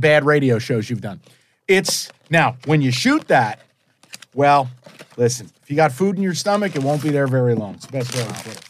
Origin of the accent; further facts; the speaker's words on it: East Coast, United States; I'm from the East Coast